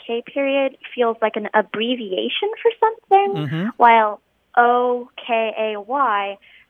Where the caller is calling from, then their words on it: San Antonio, Texas, United States; I'm calling from San Antonio, Texas.